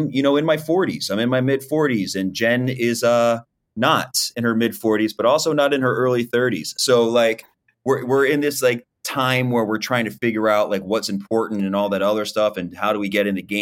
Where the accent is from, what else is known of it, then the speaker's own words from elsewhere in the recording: Philadelphia, Pennsylvania, United States; I'm from Philly